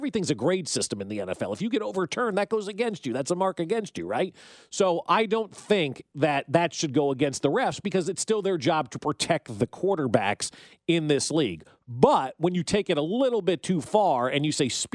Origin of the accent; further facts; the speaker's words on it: New Jersey, United States; I grew up in New Jersey where everybody just went to the diner